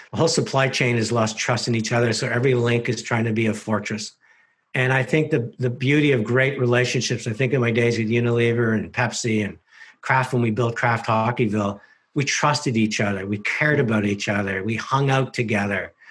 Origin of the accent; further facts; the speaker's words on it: Canada; which is the magic of being Canadian and everything we stand for